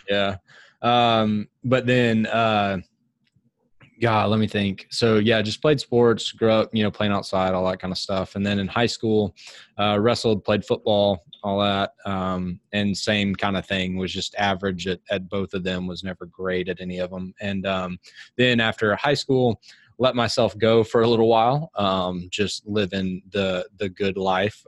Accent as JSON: {"language": "English", "town": "Huntsville", "region": "Alabama", "country": "United States", "tie": "born or raised there", "moved": "yes", "lives_now": "Birmingham, United States", "said": "I grew up in Huntsville"}